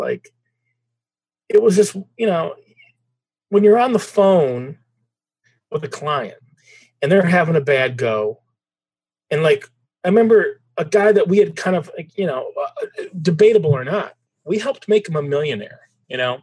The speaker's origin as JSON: {"language": "English", "town": "Traverse City", "region": "Michigan", "country": "United States", "tie": "born or raised there", "also_born_or_lived": "Detroit, Michigan", "said": "Traverse City, Michigan, beautiful town now. 25 years ago, it was a beautiful small town, smaller, but a nice place for a kid to grow up."}